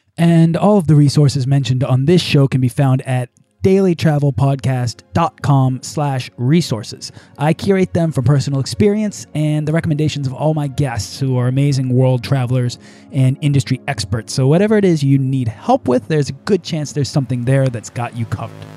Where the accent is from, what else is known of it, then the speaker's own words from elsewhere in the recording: United States; we're both American